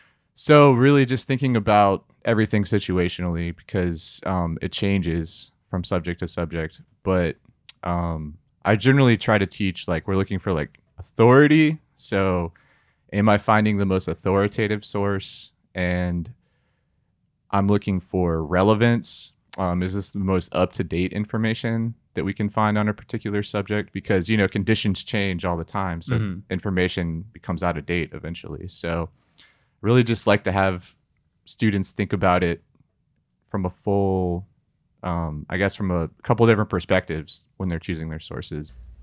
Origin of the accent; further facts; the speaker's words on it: Sewanee, Tennessee, United States; I grew up in Suwanee, Tennessee for a couple of years.